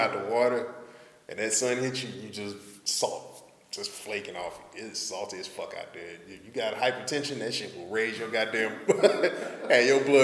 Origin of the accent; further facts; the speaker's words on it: Houston, Texas, United States; I'm from Houston